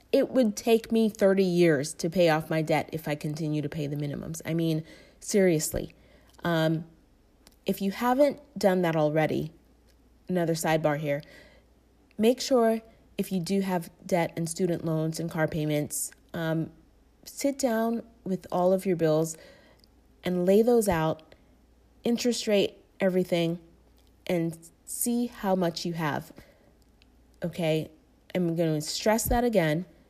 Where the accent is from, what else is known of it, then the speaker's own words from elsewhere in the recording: Tampa, Florida, United States; moved away as an adult; also born or lived in Tallahassee, Florida / Atlanta; I grew up in Tampa, Florida, most of my life.